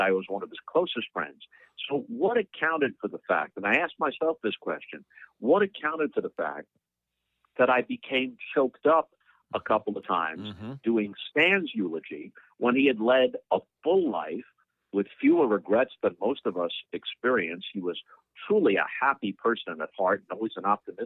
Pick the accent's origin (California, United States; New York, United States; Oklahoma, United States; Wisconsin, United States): New York, United States; moved away; also born or lived in St. Louis; I grew up in New York